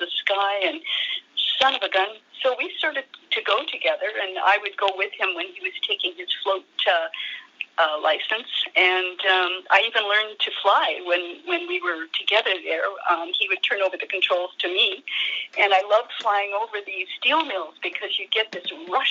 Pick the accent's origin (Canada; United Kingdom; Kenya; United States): Canada; North Vancouver, British Columbia; moved away; also born or lived in Hamilton, Ontario / Dundas, Ontario / northern Canada; I grew up in North Vancouver, which is just across the pond from the main city